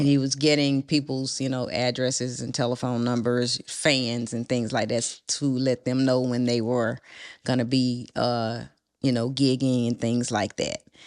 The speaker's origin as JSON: {"language": "English", "town": "Port Arthur", "region": "Texas", "country": "United States", "said": "I'm from Texas, from Port Arthur."}